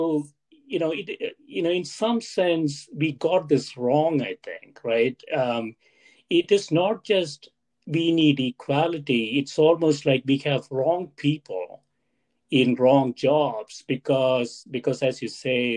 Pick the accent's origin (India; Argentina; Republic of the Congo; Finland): India; moved away; When I was growing up in India, Stephanie, my undergraduate program there